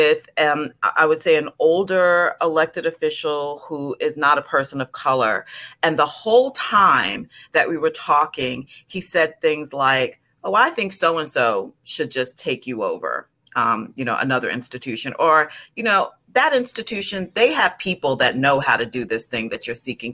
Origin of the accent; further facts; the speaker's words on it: New York, United States; moved away as an adult; also born or lived in New Jersey; I'm from New York